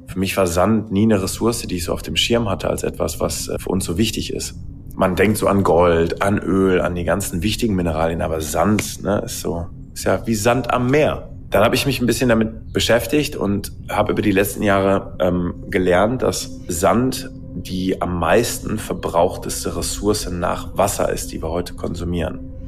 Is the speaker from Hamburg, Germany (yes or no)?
no; Ruhr area, North Rhine-Westphalia, Germany; Ich komme aus dem Ruhrgebiet